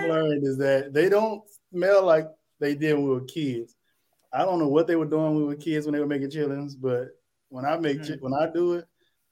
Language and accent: English; Corsicana, Texas, United States; now in Dallas, United States; I'm from Corsicana, but I've been in Dallas since 2002. Corsicana's like an hour south of Dallas. I'm from the country.